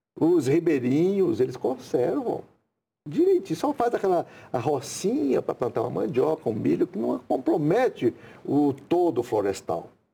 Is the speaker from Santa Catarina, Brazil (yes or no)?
no; Goiás, Tocantins, Brazil; moved away as an adult; also born or lived in Rondônia; Eu mesmo sou aqui do estado de Goiás, Tocantins, fui para lá